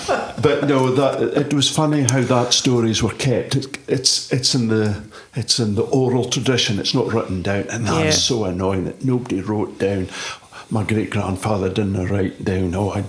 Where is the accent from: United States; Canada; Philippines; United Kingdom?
United Kingdom; the Cabrach, Scotland